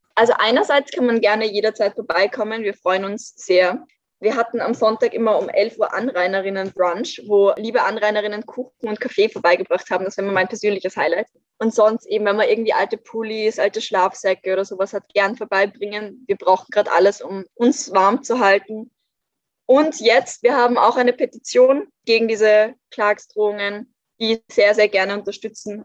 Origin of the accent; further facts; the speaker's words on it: Vienna, Austria; ich bin in Wien aufgewachsen